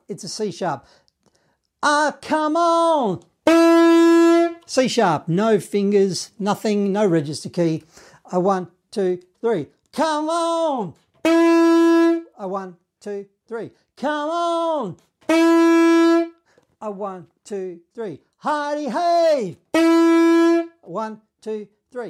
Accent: Australia; I'm from Australia

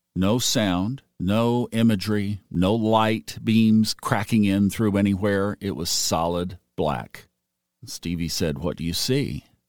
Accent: Tulsa, Oklahoma, United States; I was born in Tulsa, Oklahoma

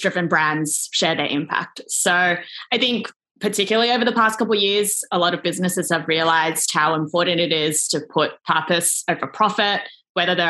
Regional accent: Sydney, New South Wales, Australia; moved away as an adult; I am back in Sydney, Australia, like my hometown, actually back at my parents' place right now

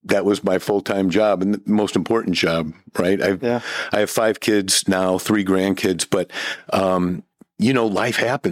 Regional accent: Ferguson, Missouri, United States; I'm from St. Louis, from North County. Grew up in Ferguson, actually

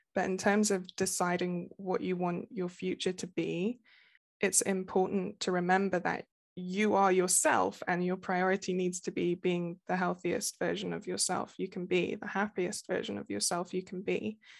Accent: Nottingham, East Midlands, United Kingdom; I am from the U K. I'm from Nottingham, uh, like Robin Hood.

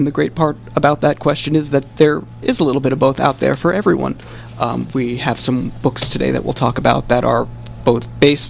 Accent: Blauvelt, New York, United States; I grew up in Blauvelt and went to the South Orangetown school system

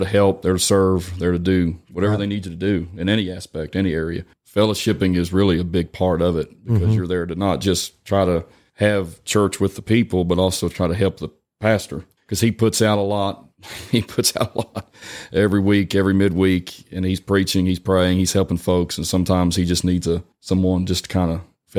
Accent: West Virginia, United States; I'm from West Virginia.

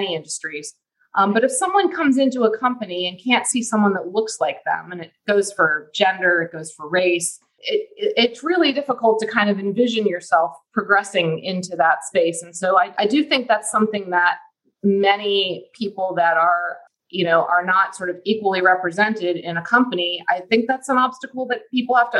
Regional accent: Ohio, United States; moved away as an adult; also born or lived in Pennsylvania; now in Houston, United States; I grew up in Ohio

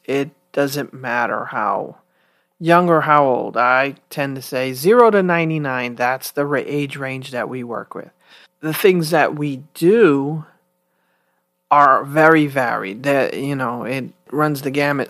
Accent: New York City, New York, United States; moved away as an adult; I'm from the Bronx, New York. I was born and raised there and lived there most of my life until until I graduated from college in my 30s

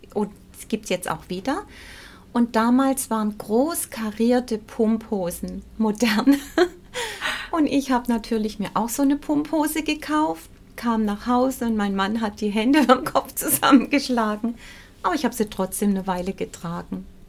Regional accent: Pleisweiler, Rhineland-Palatinate, Germany; also born or lived in Swabia, Baden-Württemberg; ich bin in, in der Pfalz aufgewachsen. Ich bin im Schwäbischen geboren. Meine Mutter kommt aus dem Stuttgarter Raum. Und ich bin mit sieben Jahren in die Pfalz gekommen

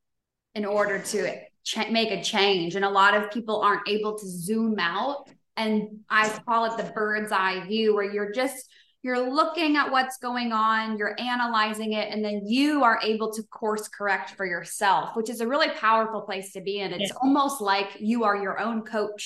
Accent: United States; now in Koh Samui, Thailand; I'm from the States

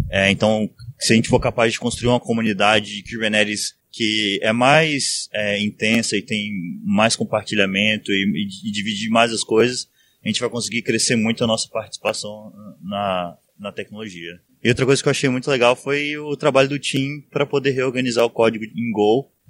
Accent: Brazil; Principalmente para nós que somos brasileiros.

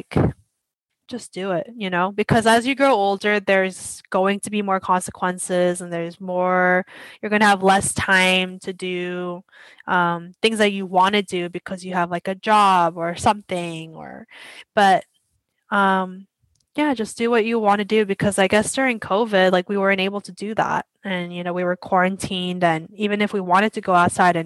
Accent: United States; when we're Asian American

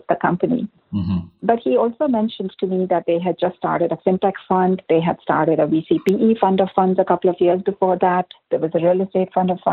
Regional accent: India; moved away as an adult; also born or lived in Singapore; now in Bay Area, United States; I grew up in India and studied in India as well

